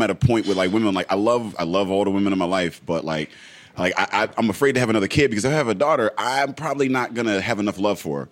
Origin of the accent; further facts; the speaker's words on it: Braddock, Pennsylvania, United States; I grew up in Braddock, um, and we we had a house